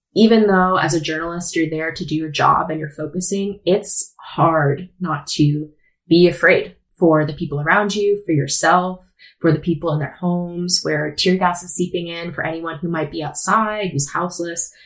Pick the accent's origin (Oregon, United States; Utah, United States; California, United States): Oregon, United States; Portland; I'm from Portland, born and raised